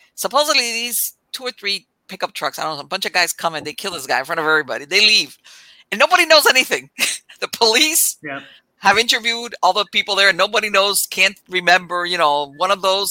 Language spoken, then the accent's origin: English; South Florida, United States; I grew up in South Florida. I mean, I was all over Florida, but I grew up.